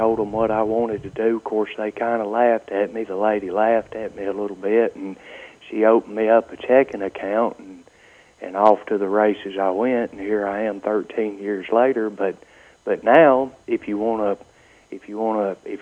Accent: Cleveland, Mississippi, United States; accent: Southern; also born or lived in Tippah County, Mississippi / DeSoto County, Mississippi; I was born in Cleveland, Mississippi, but all my roots and all my folks are in Tippah County, and I lived there in Tippah County for a while and then came to DeSoto County

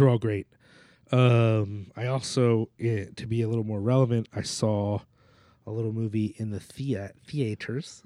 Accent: New Jersey, United States; I'm from Jersey

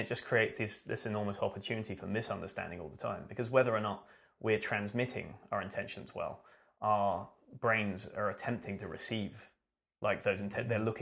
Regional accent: British / England, United Kingdom; especially as a British person

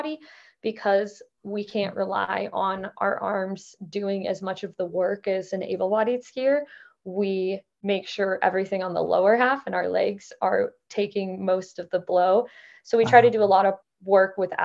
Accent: Idaho, United States; moved away as an adult; also born or lived in Midwest / Utah; now in Montana, United States; I live in Montana now after growing up in Idaho

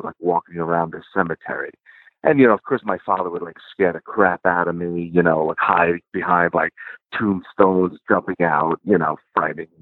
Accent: Jersey City, New Jersey, United States; I grew up in Jersey City

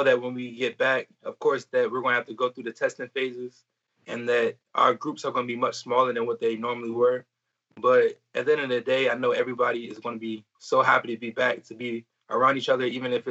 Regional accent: Maryland, United States; moved away; also born or lived in Kentucky / Alabama; I'm originally from Maryland, but right now I'm spending time with family in Alabama

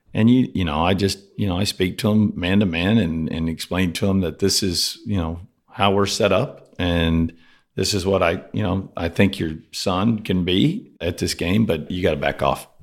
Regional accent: Rockport, Texas, United States; also born or lived in Cuero, Texas; I spent, uh, first ten years of my life on the coast in Rockport. It's kind of a small little town right by Corpus

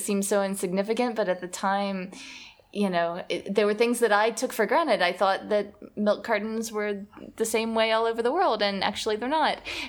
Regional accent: Alabama, United States; moved away as an adult; also born or lived in Rio de Janeiro, Brazil; Growing up in the States and particularly in Alabama

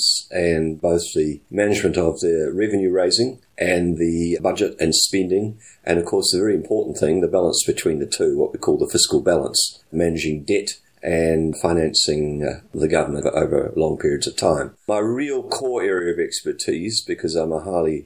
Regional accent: Christchurch, Canterbury, New Zealand; moved away as an adult; also born or lived in Canada / United Kingdom; I'm from New Zealand. I was born in Christchurch. I spent the first 24 years of my life there, where I was at school and university

